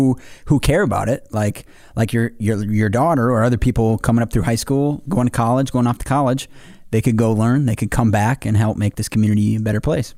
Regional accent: Pine Hill, south of Black River Falls, Wisconsin, United States; I grew up in Pine Hill, south of Black River.

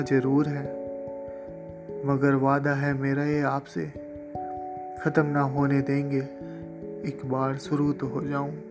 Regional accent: Kanpur, Uttar Pradesh, India; also born or lived in Assam / Bihar; दोस्तों वैसे तो मेरा जन्म असम के एक शहर में हुआ और कुछ सालों बाद मेरे ज़िंदगी के कुछ पल बिहार में बीते जब मैं पाँच साल का था ज़िंदगी ने फिर से रुख मोड़ा और ज़िंदगी के कुछ पल मैंने उत्तर प्रदेश के कानपुर में बिताए

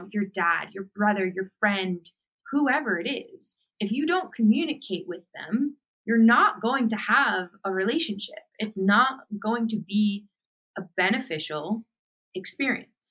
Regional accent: Boston, Massachusetts, United States; moved away as an adult; I grew up in Boston, Massachusetts, and I left my home and moved across the country

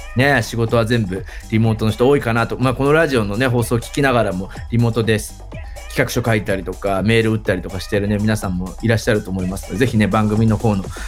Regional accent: Nagoya, Aichi, Japan; 地元名古屋でございま

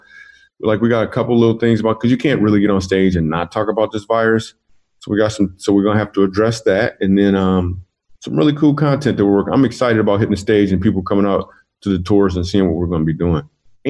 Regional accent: Grand Rapids, Michigan, United States; moved away; I am from Grand Rapids, Michigan. That's my hometown

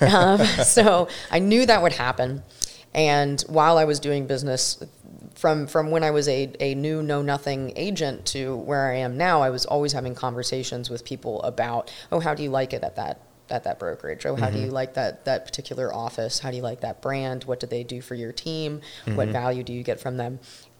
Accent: Bradenton, Florida, United States; I'm born and raised in Manatee County, and I know that like the back of my hand

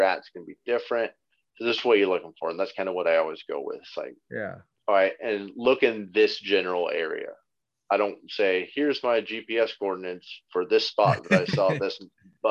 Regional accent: California, United States; I'm from California.

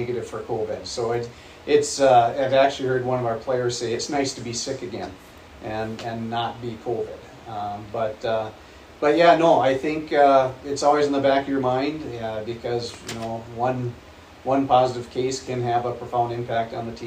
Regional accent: North Dakota, United States; moved away; also born or lived in Grand Rapids; I'm a North Dakota boy, very proud of it

